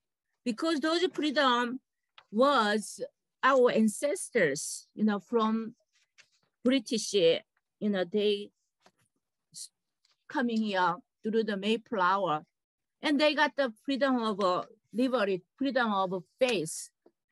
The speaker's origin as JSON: {"language": "English", "country": "South Korea", "moved": "yes", "lives_now": "United States", "said": "I'm a Korean American"}